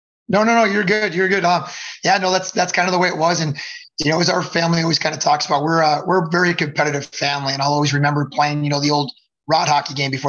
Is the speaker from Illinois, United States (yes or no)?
yes; Addison, Illinois, United States; I grew up out here in Addison, Illinois.